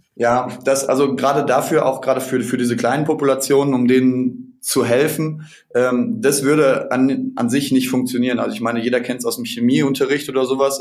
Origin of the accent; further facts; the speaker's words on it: between Dortmund and Paderborn, North Rhine-Westphalia, Germany; ich komme selber auch aus, aus Nordrhein-Westfalen zwischen Dortmund und Paderborn